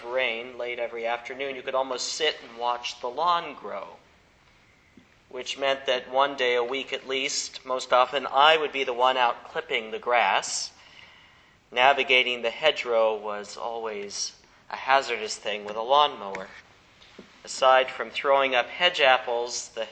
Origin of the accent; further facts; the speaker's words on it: South Central Kansas, United States; when I was growing up in South Central Kansas